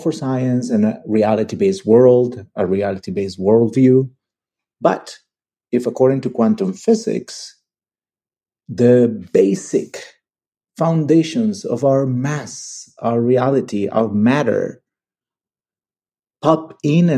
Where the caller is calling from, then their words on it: Barcelona, Catalonia, Spain; English is a second language; I am a listener from Barcelona.